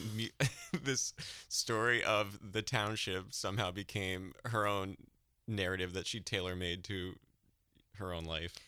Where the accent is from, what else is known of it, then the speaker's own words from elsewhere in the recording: New Hampshire, United States; I'm from New Hampshire